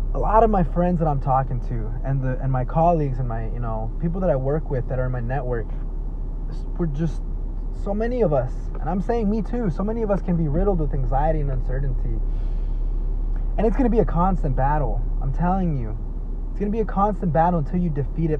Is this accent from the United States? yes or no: yes; Dallas, Texas, United States; been spending a lot of time here in my hometown, Oak Cliff, Texas. That's right, Oak Cliff, Texas that's my hood.